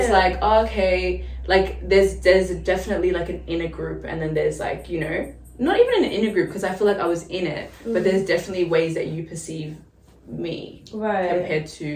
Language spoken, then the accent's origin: English; Melbourne, Victoria, Australia; we were born in Melbourne, like, grew up in inner city, kind of like Kensington area